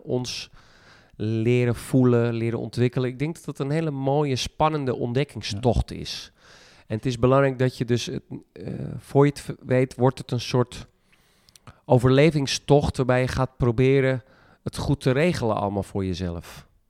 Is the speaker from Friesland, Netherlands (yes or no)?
yes; Friesland, Netherlands; ik kom uit Friesland